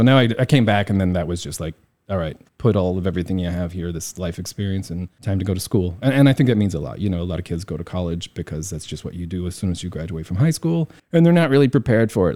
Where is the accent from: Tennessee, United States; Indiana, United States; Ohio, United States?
Indiana, United States; moved away as an adult; also born or lived in New York; now in Taiwan; I grew up in Indiana.